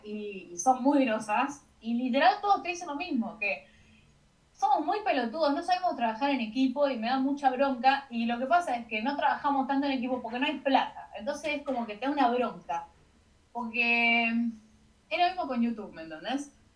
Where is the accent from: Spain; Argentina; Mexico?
Argentina; Por ser de Argentina